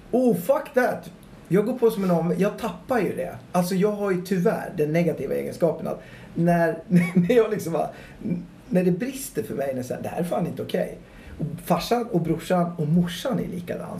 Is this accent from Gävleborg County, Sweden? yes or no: yes; Gävle, Gävleborg County, Sweden; also born or lived in London; jag är uppväxt i Gävle